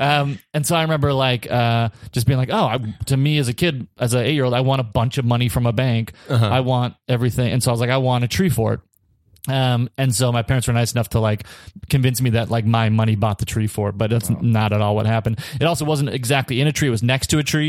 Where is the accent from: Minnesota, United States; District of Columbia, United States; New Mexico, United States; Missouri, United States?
Minnesota, United States; we're from Minnesota